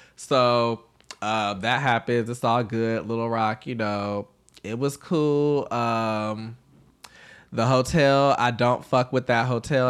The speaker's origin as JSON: {"language": "English", "region": "the South", "country": "United States", "said": "I'm from the South"}